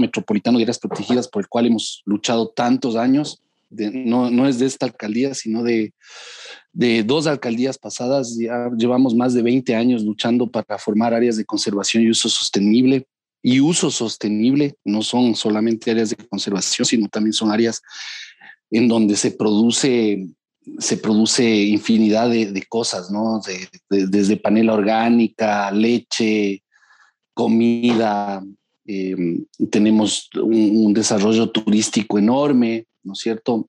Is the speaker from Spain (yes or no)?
no; Ecuador; soy un ciudadano ecuatoriano